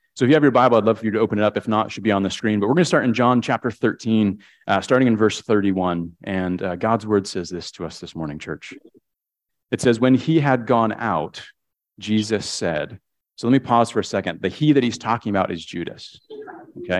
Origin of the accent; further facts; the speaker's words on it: Connecticut, United States; I grew up in Connecticut, uh, one of six kids.